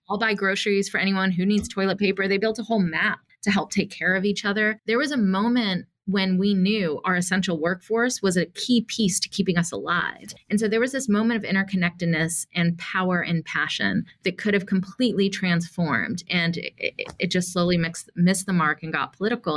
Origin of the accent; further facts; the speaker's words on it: Atlanta, Georgia, United States; I grew up in Atlanta, Georgia